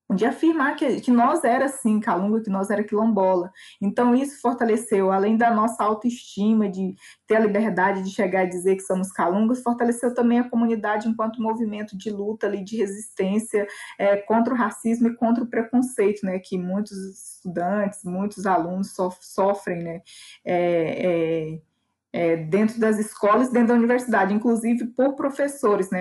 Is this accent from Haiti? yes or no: no; Cavalcante, Goiás, Brazil; moved away; a comunidade de onde eu venho, que é a comunidade de Vão do Moleque, fica no município de Cavalcante